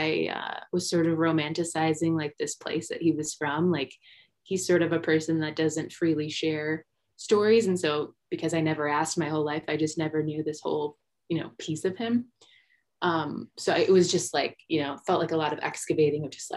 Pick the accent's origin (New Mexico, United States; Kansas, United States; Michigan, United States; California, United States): Michigan, United States; moved away as an adult; now in Denver, United States; we were both born and raised in Michigan